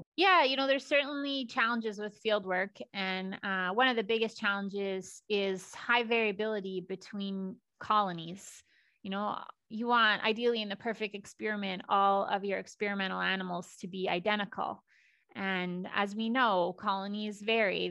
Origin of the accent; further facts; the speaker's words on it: Saskatchewan, Canada; also born or lived in Alberta; I am born and raised in Saskatchewan.